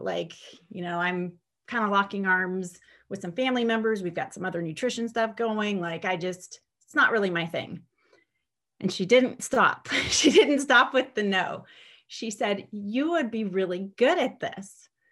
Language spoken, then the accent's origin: English; San Diego, California, United States; I am from San Diego, California